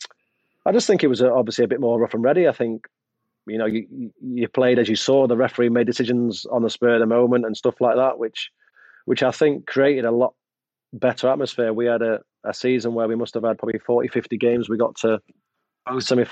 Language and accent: English; Manchester, North West England, United Kingdom; moved away as an adult; also born or lived in Sheffield / Liverpool; as much as I'm from Manchester, I'm not a Sheffield lad.